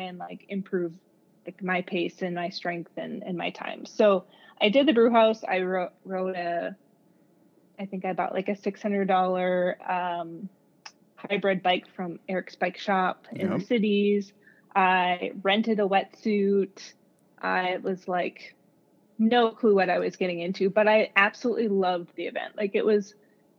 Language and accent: English; Esko, Minnesota, United States; I've been back in my hometown now for about 2 years